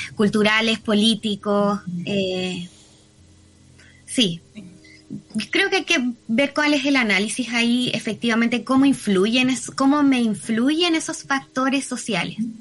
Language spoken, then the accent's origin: Spanish; Viña del Mar, Valparaíso, Chile; also born or lived in Puerto Montt; soy, de Viña, me muevo entre Viña y Puerto Montt constantemente